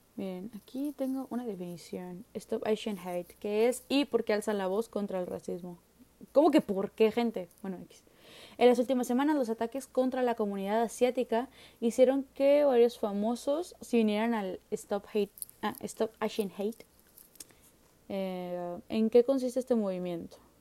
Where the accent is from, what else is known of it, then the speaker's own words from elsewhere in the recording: Nuevo León, Mexico; soy de Nuevo León